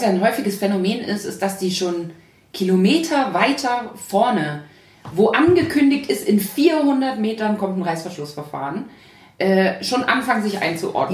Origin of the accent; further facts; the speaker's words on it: Thuringia, Germany; now in Hamburg, Germany; geboren bin ich in der DDR, in Thüringen